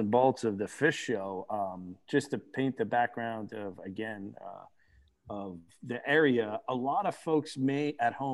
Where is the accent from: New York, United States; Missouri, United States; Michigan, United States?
New York, United States; Long Island; Growing up downstate, you know, even though New York State